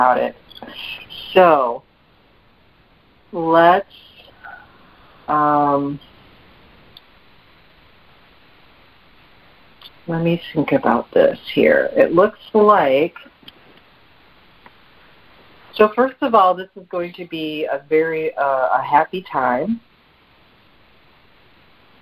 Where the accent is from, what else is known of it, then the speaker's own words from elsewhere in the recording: Midwest, United States; now in South Carolina, United States; I'm from the Midwest